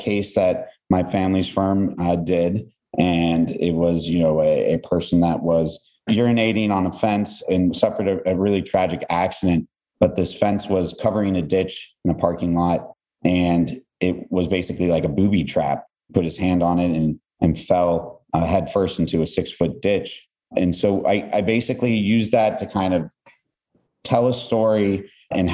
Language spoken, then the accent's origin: English; Los Angeles, California, United States; I'm from Los Angeles, Southern Cal native